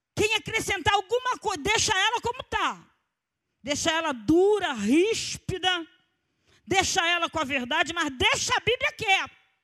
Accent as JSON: {"language": "Portuguese", "region": "Rio de Janeiro", "country": "Brazil", "said": "Nós somos cariocas e somos acostumados ao calor"}